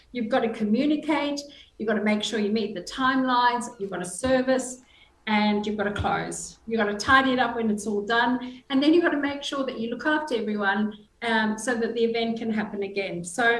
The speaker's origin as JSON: {"language": "English", "country": "Zimbabwe", "moved": "as an adult", "lives_now": "Australia", "said": "Well, Julie, we came from Zimbabwe. We were very blessed to be welcomed into Australia. We came in 2001 and we arrived with our young son"}